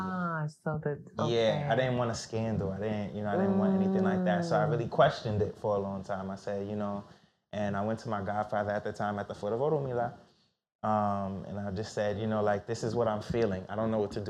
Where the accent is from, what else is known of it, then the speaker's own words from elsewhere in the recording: New York City, New York, United States; I was born in Brookdale Hospital where people go